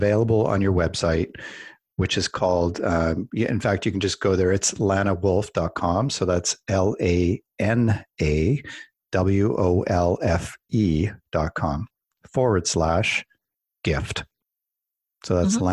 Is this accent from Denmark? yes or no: no; Calgary, Alberta, Canada; I grew up in Calgary